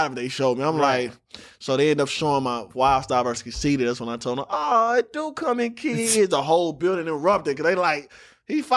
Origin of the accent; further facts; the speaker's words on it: St. Louis, Missouri, United States; I'm from St. Louis